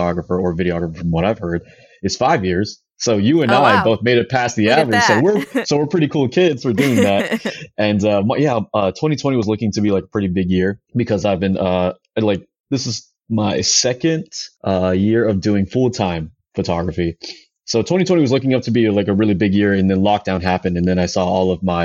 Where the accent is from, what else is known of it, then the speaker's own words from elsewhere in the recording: Daly City, California, United States; I'm from the Bay Area, specifically from a little town called Daly City